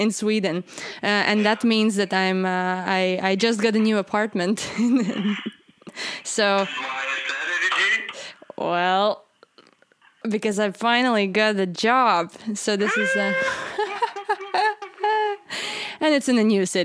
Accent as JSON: {"language": "English", "country": "Latvia", "moved": "yes", "said": "I'm from Latvia"}